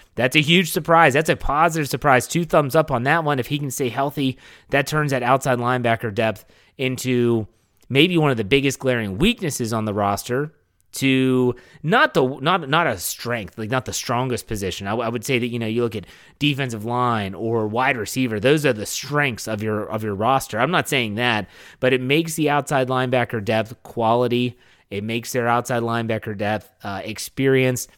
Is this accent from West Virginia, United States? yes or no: yes; Wheeling, West Virginia, United States; moved away; I'm going back to my hometown of Wheeling, West Virginia